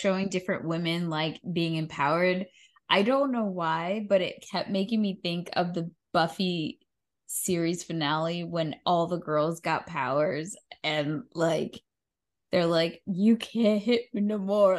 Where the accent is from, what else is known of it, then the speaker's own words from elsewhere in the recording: New York, United States; as a New Yorker